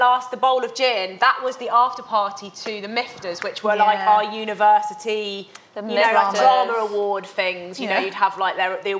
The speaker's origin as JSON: {"language": "English", "area": "Devon", "region": "South West England", "country": "United Kingdom", "tie": "born or raised there", "said": "where BT and I grew up in Devon"}